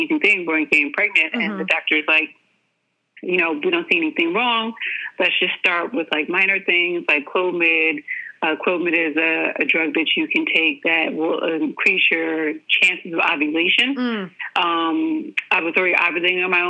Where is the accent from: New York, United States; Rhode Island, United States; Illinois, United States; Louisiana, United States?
New York, United States; moved away as an adult; also born or lived in Philadelphia; now in Atlanta, United States; I'm from New York originally